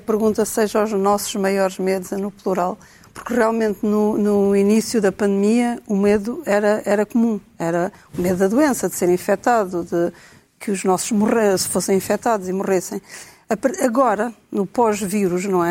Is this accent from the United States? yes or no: no; Portugal